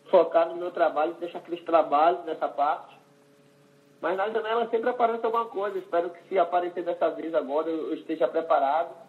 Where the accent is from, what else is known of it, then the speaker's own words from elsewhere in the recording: Northeast Region, Brazil; É, eu venho do Nordeste, a gente tem um